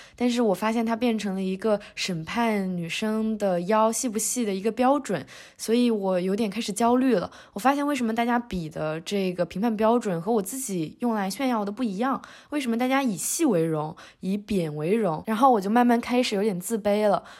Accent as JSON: {"language": "Chinese", "region": "Northeast China", "country": "China", "moved": "yes", "said": "咱们东北人就是有一个喜欢鼓励多吃饭的传统"}